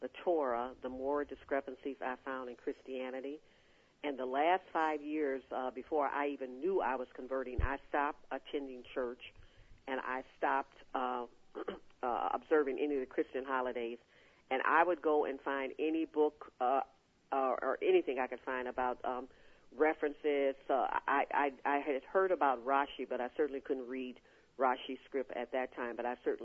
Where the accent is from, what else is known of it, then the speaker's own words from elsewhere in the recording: Chicago, Illinois, United States; we were born and raised in Chicago